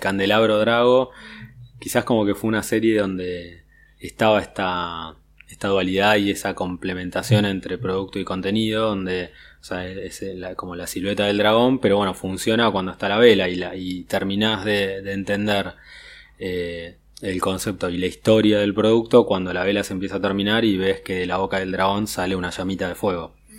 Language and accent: Spanish; Argentina; la, identidad argentina